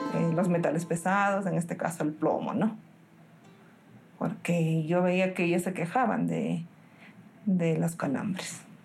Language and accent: Spanish; Cerro de Pasco, Pasco, Peru; nací acá en Cerro del Pasco